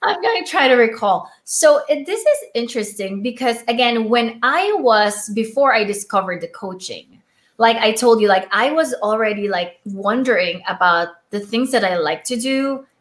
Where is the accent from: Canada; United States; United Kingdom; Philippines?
Philippines; accent: foreign accent; first language Tagalog; English is a second language; moved away; my first language is Filipino, it's Tagalog